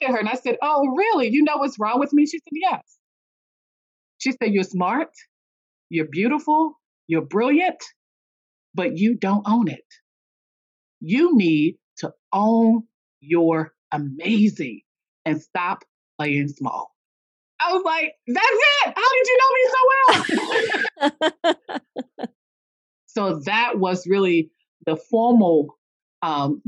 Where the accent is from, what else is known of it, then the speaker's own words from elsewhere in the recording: a small town in North Carolina, United States; also born or lived in Washington, D.C.; I was actually raised in a small town in North Carolina